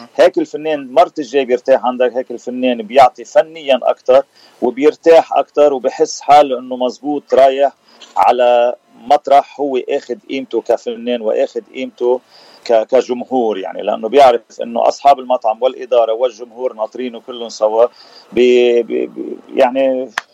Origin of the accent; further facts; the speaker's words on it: Sidon, South Governorate, Lebanon; moved away as an adult; also born or lived in Bikfaya, Lebanon; now in Washington, D.C., United States; لبناني أه الاصل من صيدا وسكان بكفيا